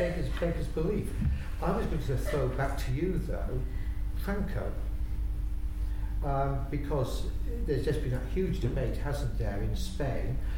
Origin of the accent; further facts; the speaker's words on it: Wales, United Kingdom; So speaking as a Welshman